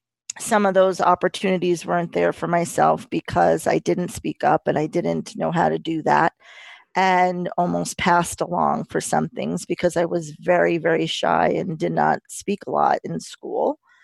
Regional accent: New York, United States; As with Debbie, I grew up in New York, and around a lot of diversity.

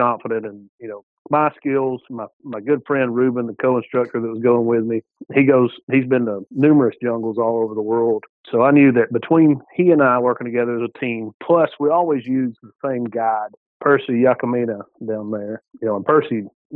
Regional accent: Georgia, United States; I'm from Georgia

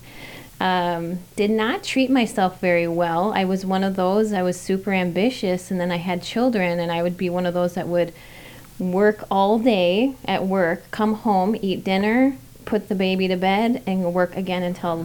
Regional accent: Fridley, Minnesota, United States; born and raised and still being raised in Minnesota. I grew up on the south side of Fridley

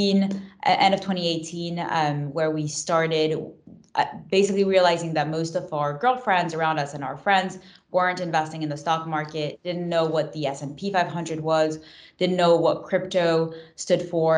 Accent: Paris, Île-de-France, France; also born or lived in Long Island, United States; now in United States; So I grew up on Long Island, attended Barnard College, and I met Anam at Barnard. I'm originally from France, from Paris, but I came to the U.S. to attend college, essentially.

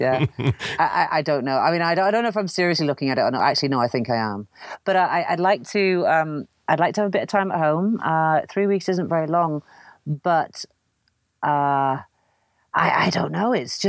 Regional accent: Canada; born there; I was born in Canada and I wanted to see what the prairies were like.

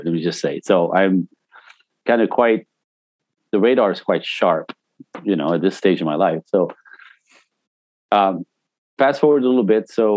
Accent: Canada; also born or lived in Vancouver / Los Angeles; I'm Canadian originally. I got all my training in Vancouver, where I moved to when I was 19, and made my way to Los Angeles

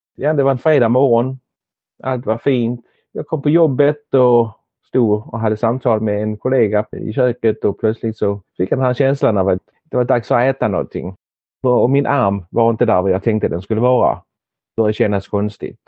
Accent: Helsingborg, Skåne, Sweden; moved away as an adult; now in Denmark; Jag är född i Danmark men har växt upp i Helsingborg

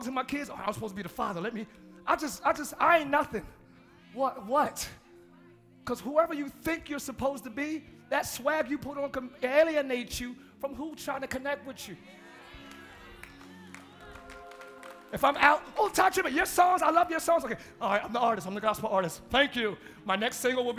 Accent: Camden, New Jersey, United States; I'm from Camden, New Jersey

